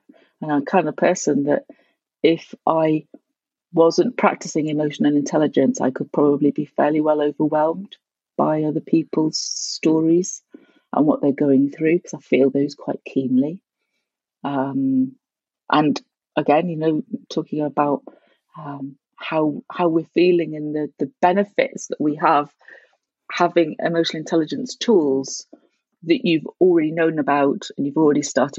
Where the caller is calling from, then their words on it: Cobh, County Cork, Ireland; I'm calling from Cove, near Cork, and we have the Europe office for 6 Seconds in Cork